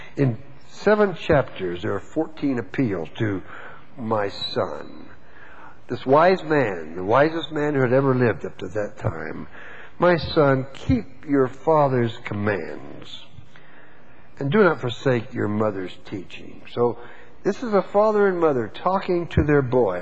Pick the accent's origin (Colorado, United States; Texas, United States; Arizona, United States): Texas, United States; I was born and raised in Texas